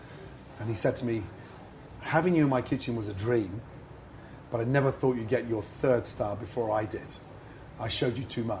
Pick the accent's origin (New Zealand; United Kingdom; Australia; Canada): United Kingdom; England; I had to work twice as hard in a French kitchen. Being English, you know, everyone taking the mickey.